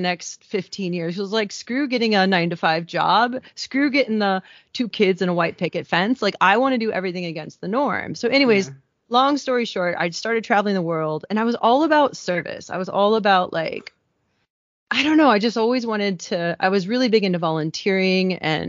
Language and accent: English; Midwest, United States; moved away as an adult; also born or lived in Kenya; I grew up in the Midwest